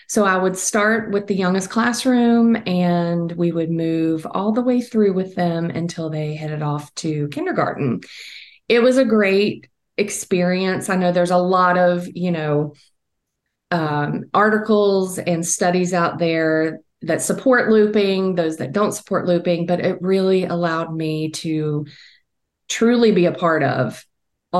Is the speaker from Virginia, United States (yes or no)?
yes; Virginia, United States; I am based in Virginia, born and raised in Virginia